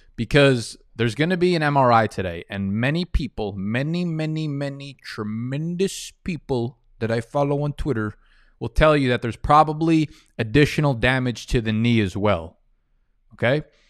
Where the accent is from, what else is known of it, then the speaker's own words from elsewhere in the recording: New York, United States; I'm from the East Coast, Northeast, New York